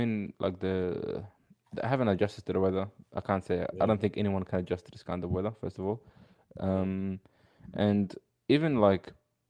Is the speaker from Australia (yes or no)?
no; Canada; I am Canadian.